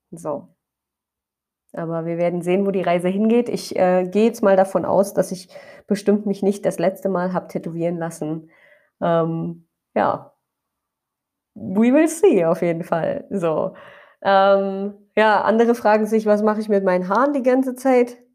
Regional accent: Brandenburg, Germany; Ich weiß, in Brandenburg sind gerade Ferien, da wo ich herkomme.

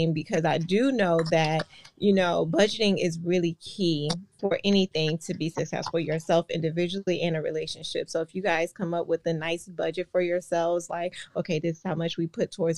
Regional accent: Georgia, United States; also born or lived in Virginia / Washington, D.C. area; now in Orlando, United States; I was born in Georgia. Okay. Raised mostly in Georgia and then Virginia as well.

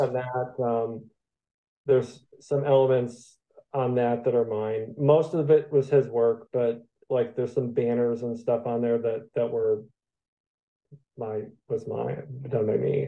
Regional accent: Michigan, United States; moved away; I'm originally from Michigan

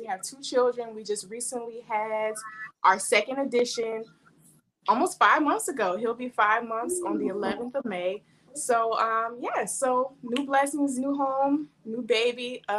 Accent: Delaware, United States; moved away; also born or lived in Virginia / Philadelphia; I'm from Virginia, but I was born and raised, well, I wasn't born, but I was raised in Delaware, Muhammad Mosque number 35, spent some time in Philadelphia, Muhammad Mosque number 12.

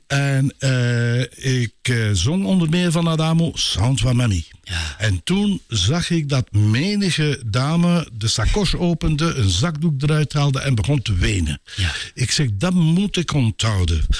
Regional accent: Brakel, Flanders, Belgium; also born or lived in Vollezele / Ninove; Mijn vader was van Vollezelen, mijn moeder was van Brakel

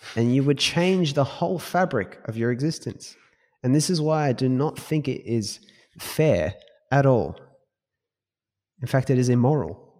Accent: Australia; we're Australian.

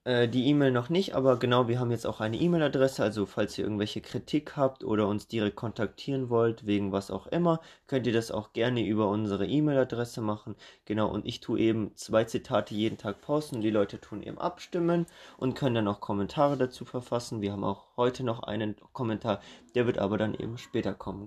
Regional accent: Germany; wir in Deutschland

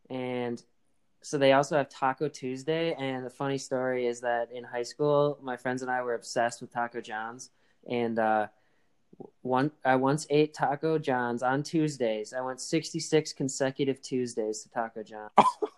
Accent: Wisconsin, United States; I'm from Wisconsin.

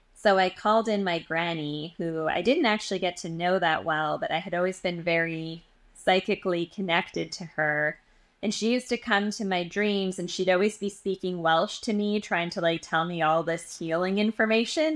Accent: Edmonton, Alberta, Canada; moved away as an adult; now in New York, United States; So I'm from Edmonton, Alberta. I was born and raised, um, in Western Canada.

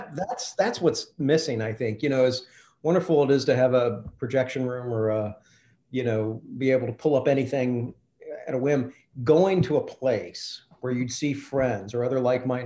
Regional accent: Lexington, Kentucky, United States; also born or lived in Louisville, Kentucky; I was born in Louisville, but I grew up in Lexington.

